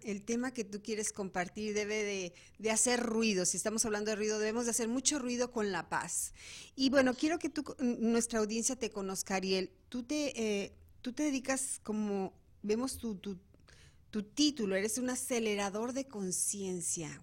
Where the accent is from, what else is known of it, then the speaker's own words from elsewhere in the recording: Guadalajara, Jalisco, Mexico; moved away as an adult; now in Arizona, United States; estuve como 15 años en México, en la ciudad de Guadalajara, de donde soy originaria